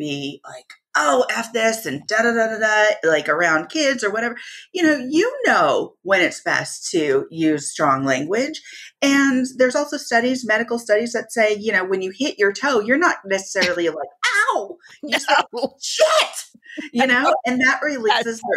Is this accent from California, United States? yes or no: yes; Santa Cruz, California, United States; also born or lived in Anaheim, California; I was born and raised in California, born in Anaheim. And then we migrated over to Santa Cruz, California, where most of my family is